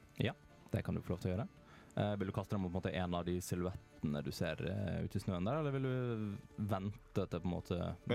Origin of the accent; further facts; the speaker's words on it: Western Norway, Norway; jeg er fra Vestlandet, vi har andre ord på ting